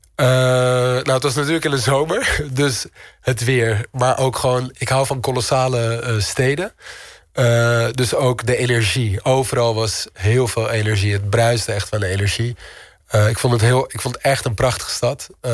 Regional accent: Amsterdam, North Holland, Netherlands; moved away as an adult; also born or lived in Istanbul; Ik ben in Amsterdam opgegroeid.

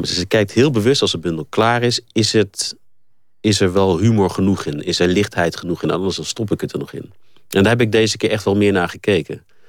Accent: Netherlands; moved away as an adult; now in South Africa; ik heb toch het meeste van mijn eh, leven tot nu toe nog in Nederland doorgebracht. En ik ben gewoon Nederlander.

